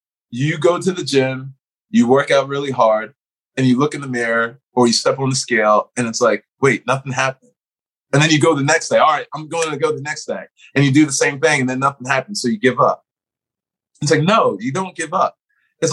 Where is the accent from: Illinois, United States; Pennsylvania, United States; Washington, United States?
Pennsylvania, United States; Philadelphia; moved away; I'm originally from Philadelphia. We're Northeast people originally